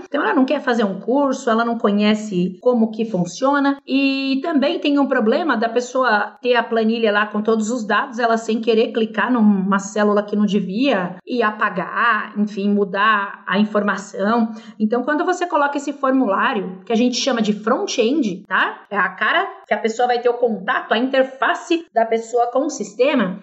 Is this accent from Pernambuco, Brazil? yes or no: no; São Paulo, Brazil; first language Portuguese; Eu sou aqui de São Paulo